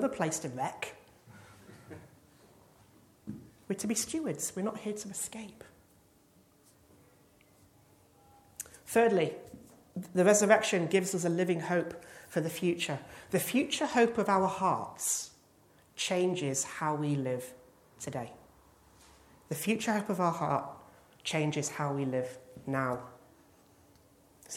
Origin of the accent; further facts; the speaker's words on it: England, United Kingdom; as an Englishman